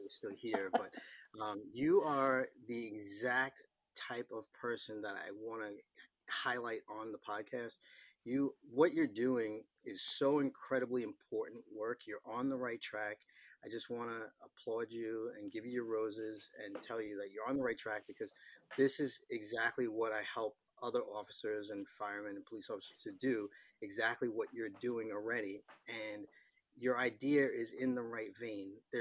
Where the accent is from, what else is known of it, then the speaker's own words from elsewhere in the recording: New York, United States; accent: New York; my New York accent